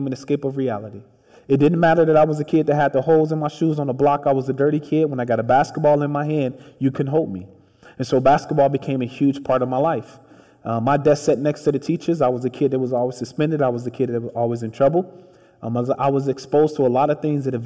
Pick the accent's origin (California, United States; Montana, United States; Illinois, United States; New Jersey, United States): Illinois, United States; Chicago; I grew up in the projects on the south side of Chicago